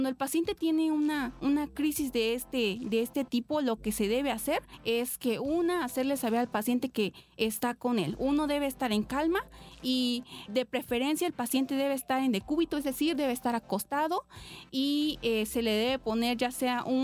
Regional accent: Oaxaca, Mexico; now in Poza Rica, Mexico; tengo 23 años, soy originaria de Oaxaca y actualmente estudio en la Universidad Veracruzana, en la facultad que se encuentra en Poza Rica, Tuxpan

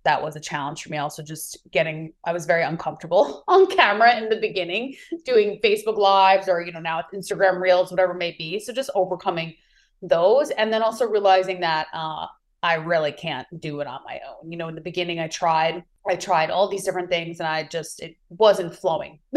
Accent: New York, United States; moved away as an adult; also born or lived in California; now in Maui, United States; I'm originally from New York and now I reside in beautiful Maui, Hawaii

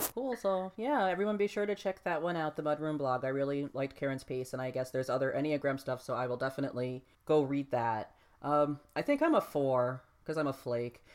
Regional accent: United States; as American people

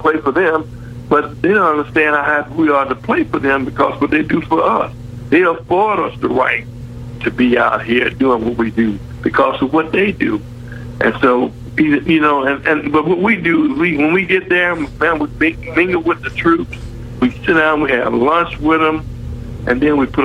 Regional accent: Midland, Louisiana, United States; moved away as an adult; also born or lived in Houston, Texas; being from Midland, you know, you didn't know a whole lot more than other than Shreveport, because that was the big city

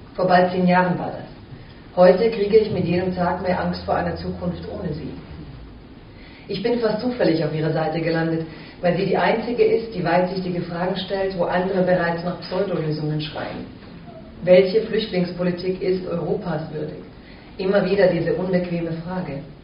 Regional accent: Waiblingen, Baden-Württemberg, Germany; accent: Swabian; moved away as an adult; ich bin, wie Sie es gehört haben, gebürtig Weitingerin

